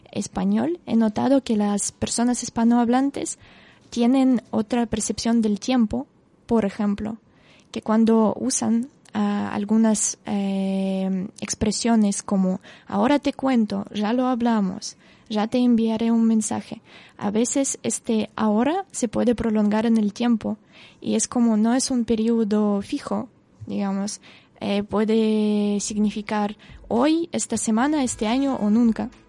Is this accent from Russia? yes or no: yes; Russia; Spanish is a second language; moved away; de mi entorno en Rusia, como en mi ciudad natal, a pasar, no sé, 14